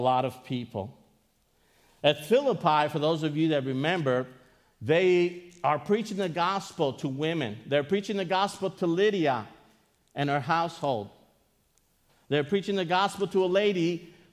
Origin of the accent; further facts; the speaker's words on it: Greece; I am from Greece